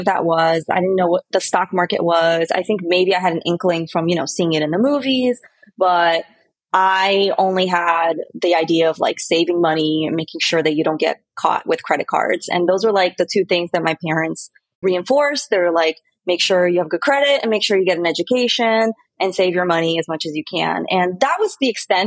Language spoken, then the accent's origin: English; Miami, Florida, United States; moved away as an adult; also born or lived in Brazil / New York / San Diego; I was born in Brazil, and I moved to the States when I was 8 years old. So I grew up in Miami